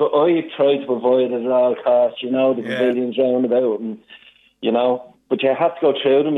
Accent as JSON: {"language": "English", "town": "Swords", "region": "Leinster", "country": "Ireland", "said": "Oh, we live out and down the beach, yeah. Oh, okay. We're originally from Swords"}